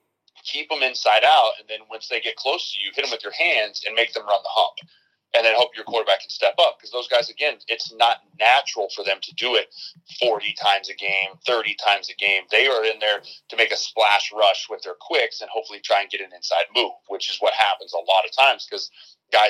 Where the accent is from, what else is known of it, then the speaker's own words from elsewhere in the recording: Colorado, United States; moved away; also born or lived in Nebraska; I'm from Colorado